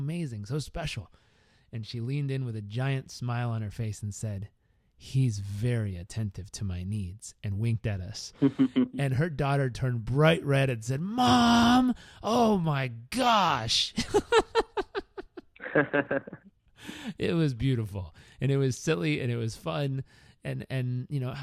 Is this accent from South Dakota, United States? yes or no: no; Southern California, United States; also born or lived in Uganda; growing up in Southern California